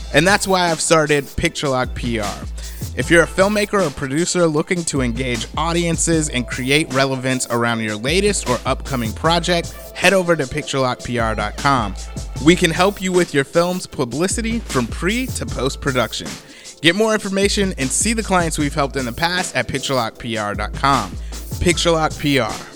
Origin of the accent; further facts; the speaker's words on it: United States; as American